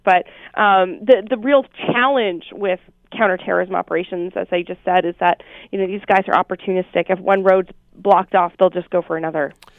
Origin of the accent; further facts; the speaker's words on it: Oshawa, Ontario, Canada; moved away; I'm originally from Oshawa